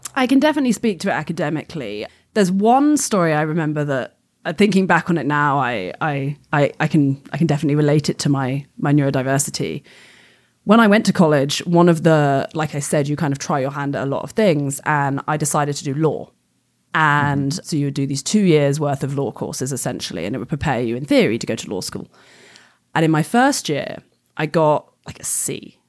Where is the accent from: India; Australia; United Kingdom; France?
United Kingdom; England; moved away as an adult; I grew up in England and I came from a, you know, fairly well off upbringing.